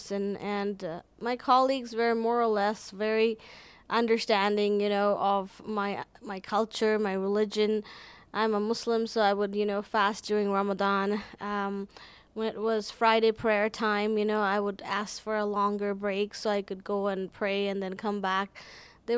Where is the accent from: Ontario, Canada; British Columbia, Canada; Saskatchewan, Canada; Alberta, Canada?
Alberta, Canada; Calgary; I'm from Calgary.